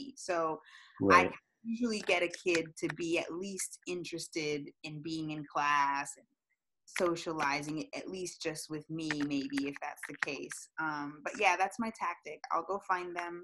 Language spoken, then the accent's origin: English; Florida, United States; also born or lived in Massachusetts; I was born in Massachusetts. I was raised in Florida. We moved here probably when I was 3 years old